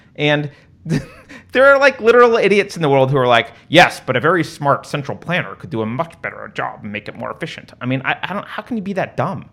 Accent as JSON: {"language": "English", "region": "California", "country": "United States", "moved": "yes"}